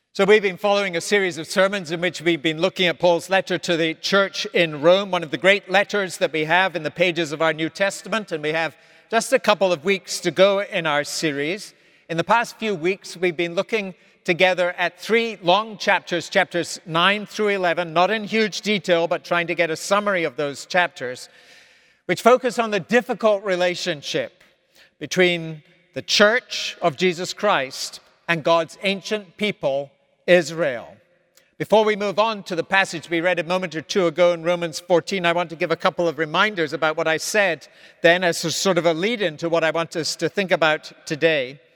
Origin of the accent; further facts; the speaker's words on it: Scotland, United Kingdom; moved away as an adult; now in United States; I was raised in the Scotland of the fifties, sixties, and seventies